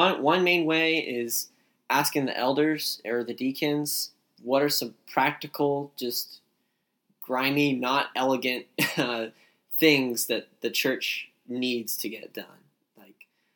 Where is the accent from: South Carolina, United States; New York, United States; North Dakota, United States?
South Carolina, United States; Summerville; moved away as an adult; now in Rock Hill, United States; I'm from Somerville, which is close to Charleston in South Carolina